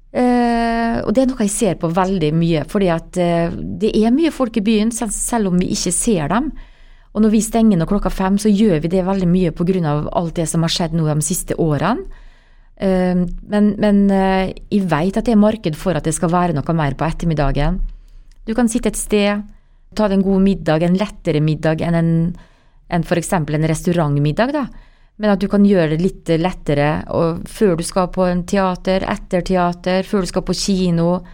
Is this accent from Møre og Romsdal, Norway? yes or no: yes; Molde, Møre og Romsdal, Norway; moved away as an adult; jeg er oppvokst i blokk på Bergmo, eh, nærmere Kviltorp